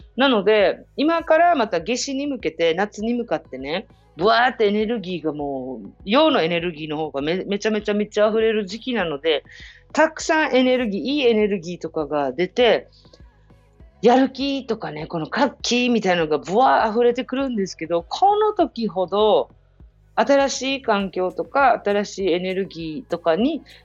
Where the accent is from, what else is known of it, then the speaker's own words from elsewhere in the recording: Japan; 私はあの、日本人